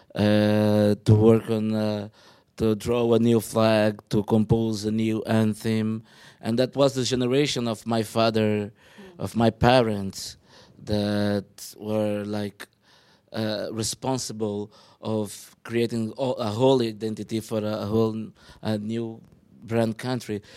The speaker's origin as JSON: {"language": "English", "country": "Angola", "said": "I'm from Angola"}